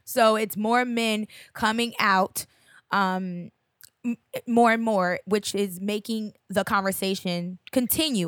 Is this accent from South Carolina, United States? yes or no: no; Hillside, New Jersey, United States; my hometown favorite. It's like the neighborhood, uh, Carly's Lounge in, uh, Hillside